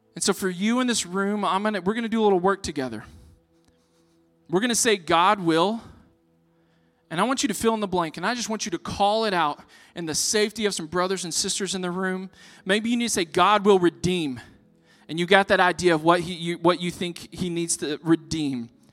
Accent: Texas, United States; I'm from Texas

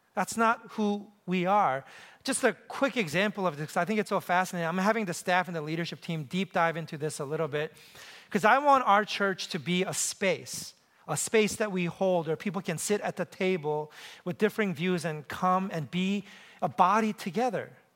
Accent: New York City, New York, United States; moved away; I grew up in New York City

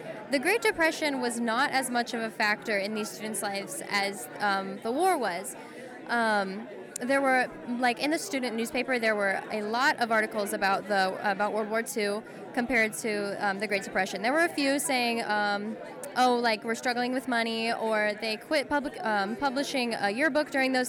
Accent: Elmwood, Illinois, United States; I'm a freshman here at Monmouth College. I am an English and communications major, and I'm from Elmwood, Illinois.

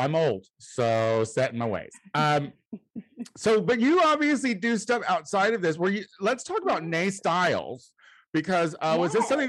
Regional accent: Central Illinois, United States; also born or lived in Chicago; I'm white trash from Central Illinois

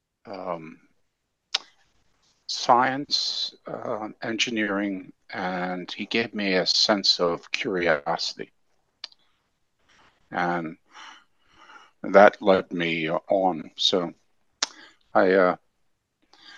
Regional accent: Philadelphia, Pennsylvania, United States; moved away as an adult; now in Southern Maryland, United States; I grew up in the Philadelphia area. I was born and raised there.

